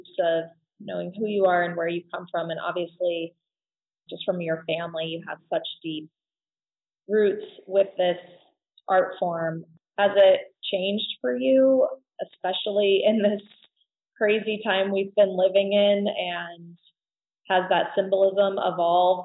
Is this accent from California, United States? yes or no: no; Wyoming, United States; I grew up in Wyoming, but moved away. And when I came back